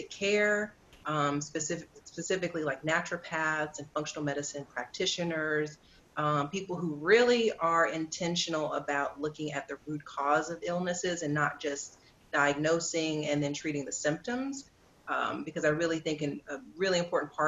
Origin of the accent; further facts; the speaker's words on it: the South, United States; I'm from the South too